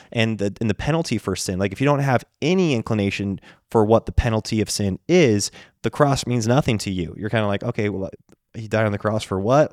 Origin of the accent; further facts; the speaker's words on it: the West, United States; we grew up in the West